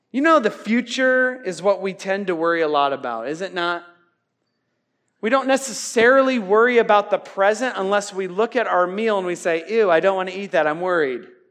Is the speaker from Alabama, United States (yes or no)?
no; Iowa, United States; I'm from Iowa.